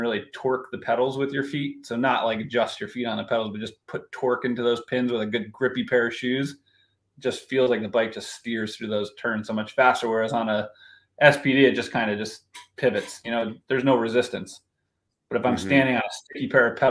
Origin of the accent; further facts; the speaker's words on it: East Coast, United States; growing up on the East Coast